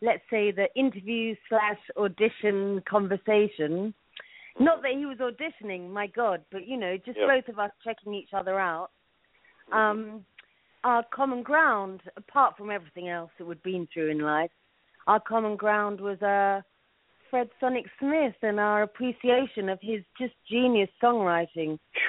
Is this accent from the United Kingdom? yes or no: yes; London, United Kingdom; now in New York, United States; well, I was born in London, I grew up in London